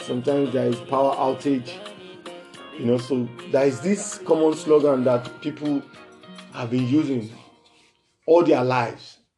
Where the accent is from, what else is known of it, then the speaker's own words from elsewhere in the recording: Nigeria; from Nigeria, and it's still Jesus for the street.